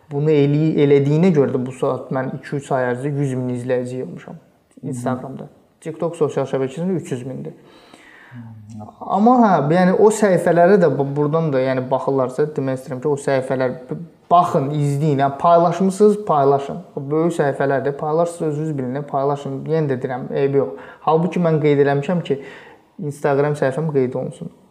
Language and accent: Azerbaijani; Azerbaijan; mən Azərbaycanlıyam.